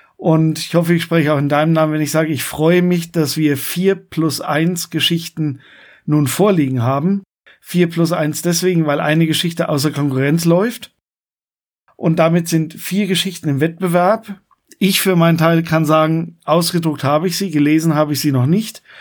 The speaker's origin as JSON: {"language": "German", "town": "Coburg", "region": "Bavaria", "country": "Germany", "tie": "born or raised there", "said": "bei uns in Coburg"}